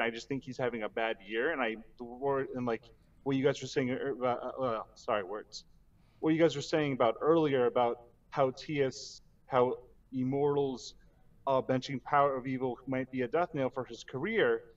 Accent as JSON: {"language": "English", "town": "Chicago", "region": "Illinois", "country": "United States", "said": "I'm from suburban"}